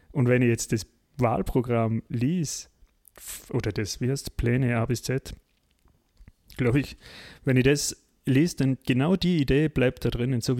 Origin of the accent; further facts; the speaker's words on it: Austria; die man uns ja uns erst als Österreicher, wir waren ja da relativ spät, oder?